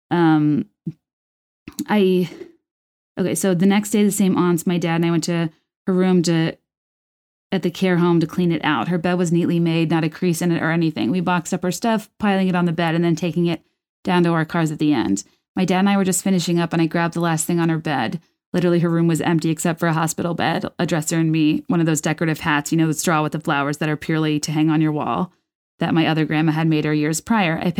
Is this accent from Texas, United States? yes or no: yes; Texas, United States; also born or lived in Chicago; after a nervous breakdown at age 25, I moved home from Chicago to Texas.